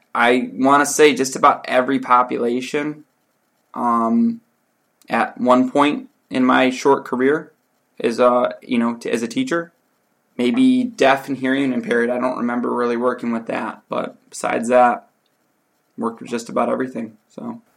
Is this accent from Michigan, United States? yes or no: yes; Detroit, Michigan, United States; I grew up in Detroit, Michigan